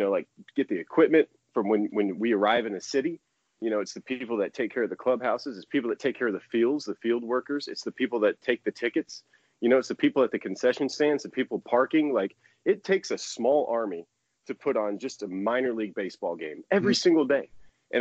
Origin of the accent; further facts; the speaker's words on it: Florida, United States; I grew up in Florida